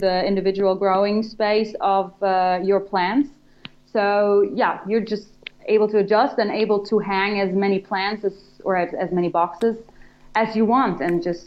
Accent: Germany; moved away; I'm from Germany, and we founded the company here

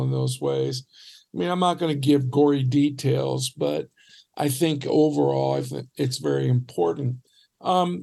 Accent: Detroit, Michigan, United States; So I grew up in Detroit, and we lived in a little Polish neighborhood

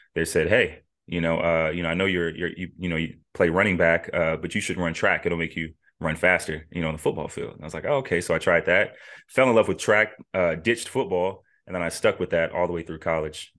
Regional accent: Las Vegas, Nevada, United States; moved away; born and raised in Las Vegas, Nevada

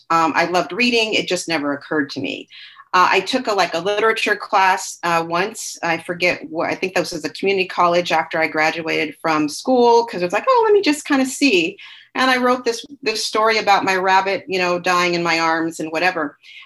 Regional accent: Seattle, Washington, United States; also born or lived in Alaska / Colorado; I was born in Seattle. So we moved around a lot there, Seattle, little towns, Tacoma, Puyallup.

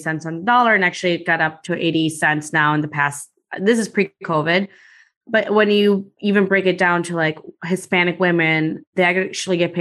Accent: Guatemala; now in Chicago, United States; I'm from Guatemala. So I was born there and then I came to the US and been living in Chicago now for close to 30 years or so

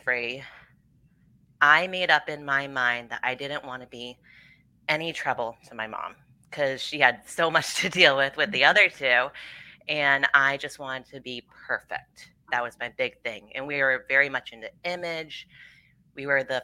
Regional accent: Rhode Island, United States; I'm from Rhode Island and I was born and raised here

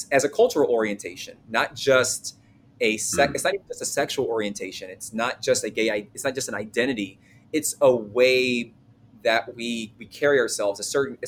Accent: the South, United States; I'm a Southerner.

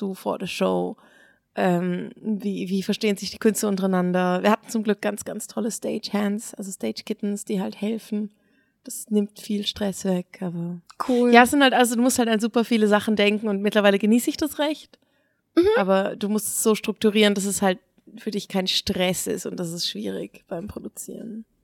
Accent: Basel, Basel-Stadt, Switzerland; wir kommen alle irgendwie aus Basel

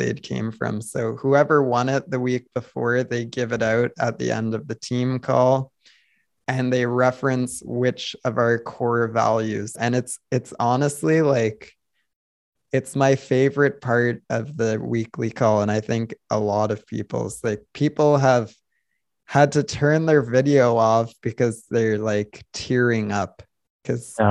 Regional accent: Canada; I'm Canadian

